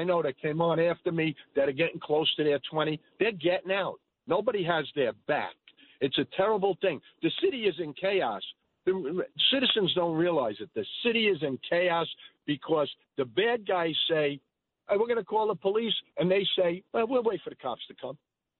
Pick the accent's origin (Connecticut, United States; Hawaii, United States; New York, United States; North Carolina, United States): New York, United States; New York City; It's very frustrating for me as a New Yorker and a former cop to see my department and my city destroyed